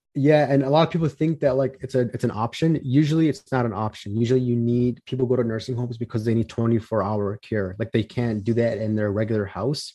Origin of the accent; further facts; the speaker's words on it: Chicago, Illinois, United States; I'm from Chicago, Illinois, born and raised